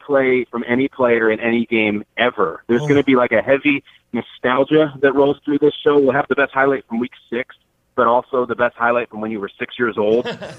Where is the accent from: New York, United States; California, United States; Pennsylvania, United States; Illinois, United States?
Illinois, United States; Chicago; In fact, I was born and raised in Chicago.